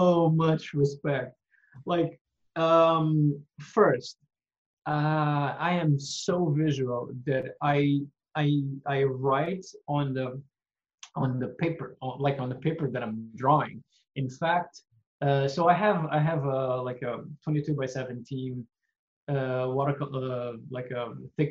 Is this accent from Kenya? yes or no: no; Mozambique; now in Quebec, Canada; I was growing up in Mozambique